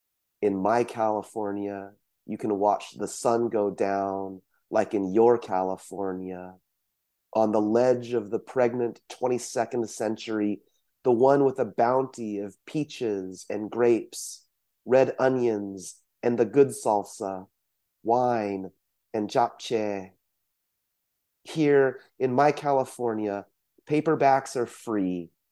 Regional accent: South Korea; born there; I can't speak for others, but you know, for myself, I was born in South Korea, but this idea of being from somewhere else is one of the main threads in the poets that I see in Fresno.

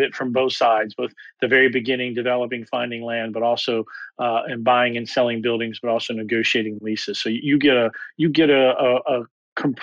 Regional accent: Atlanta, Georgia, United States; my hometown of Atlanta

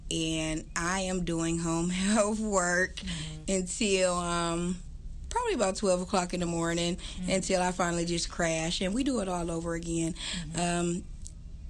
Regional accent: Youngstown, Ohio, United States; also born or lived in Campbell, Ohio; I'm from Youngstown. Okay. I originally went to St. Patrick's Elementary. I branched over and I went to East Middle School

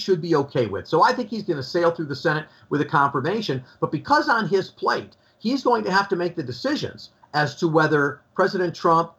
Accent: Skokie, Illinois, United States; I actually know his sister and the Garland family, well known in this Skokie area where I grew up

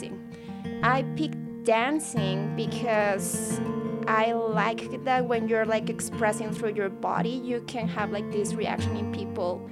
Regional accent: Guadalajara, Jalisco, Mexico; moved away as an adult; now in Edmonton, Canada; I come from Mexico, from Guadalajara. And I have been here in Canada for 2 amazing years

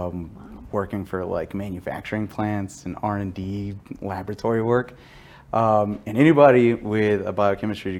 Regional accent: Dallas, Texas, United States; I was born and raised in Texas, specifically the North Texas, Dallas area

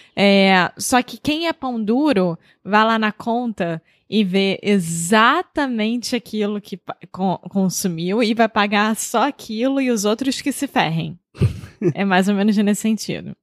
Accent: Rio de Janeiro, Brazil; accent: carioca; now in Porto, Portugal; Eu sou brasileira, carioca do Rio de Janeiro

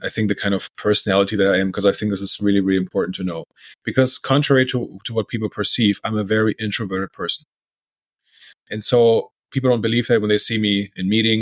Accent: Bremen, Germany; accent: fake American; English is a second language; moved away as an adult; also born or lived in Berlin, Germany / United States / Portugal; now in Brazil; As you can hear by the accent, I'm also from Germany. I'm from a city called Bremen from the north

